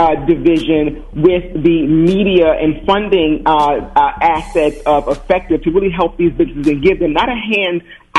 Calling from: Philadelphia, Pennsylvania, United States; I'm calling in from sunny Philadelphia.

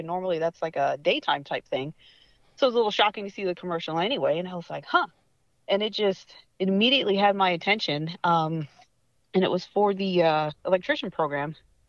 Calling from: Patuxent River, Maryland, United States; So I'm actually joining you from Southern Maryland, specifically Patuxent River. There's a naval base down here, and I work for Boeing.

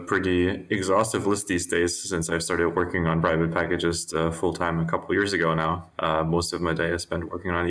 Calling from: Berlin, Germany; I'm calling in from my apartment in Berlin in Germany.

